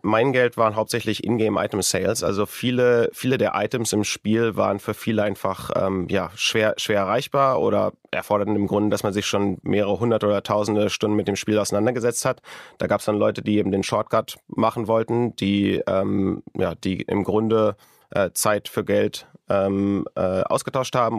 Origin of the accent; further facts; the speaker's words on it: Wunstorf, Lower Saxony, Germany; moved away; in der Nähe von Hannover, in einem kleinen Ort namens Lute bei Wunsdorf